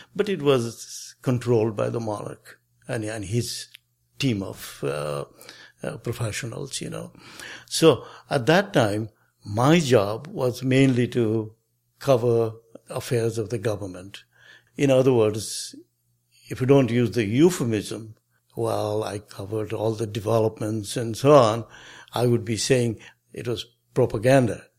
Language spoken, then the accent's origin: English; Kathmandu, Bagmati, Nepal; moved away as an adult; also born or lived in United States; I was born in Nepal, in Kathmandu, That's the capital city. I grew up there.